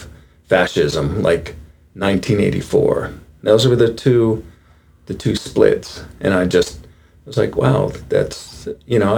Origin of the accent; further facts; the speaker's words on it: New York, United States; grew up in New York when Nelson Rockefeller was governor